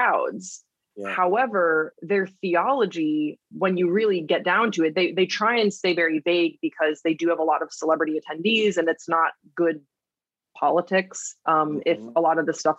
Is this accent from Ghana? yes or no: no; Waterloo, Wallonia, Belgium; moved away; I grew up in Waterloo, Belgium.